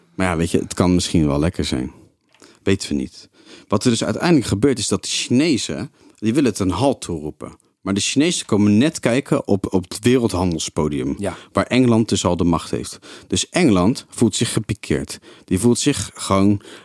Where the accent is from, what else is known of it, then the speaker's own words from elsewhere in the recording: Netherlands; Wij waren als Nederlanders